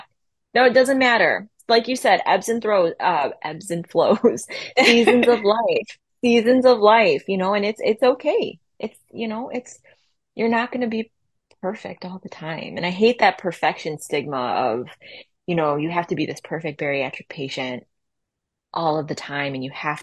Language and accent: English; Buffalo, New York, United States; from Buffalo